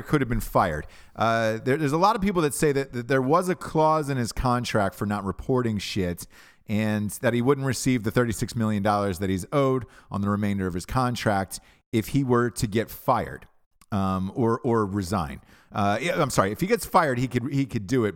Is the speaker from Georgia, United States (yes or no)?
yes; Georgia, United States; moved away; also born or lived in Alabama; I'm from Georgia originally, went to Alabama